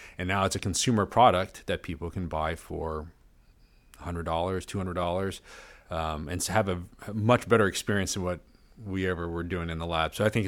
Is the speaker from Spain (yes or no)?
no; Malaysia; We went back to my home country of Malaysia.